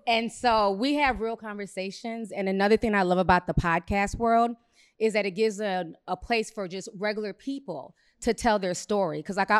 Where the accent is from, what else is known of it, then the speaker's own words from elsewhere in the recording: Minneapolis, Minnesota, United States; I come from Minneapolis. I was there a few hours after the George Floyd situation went down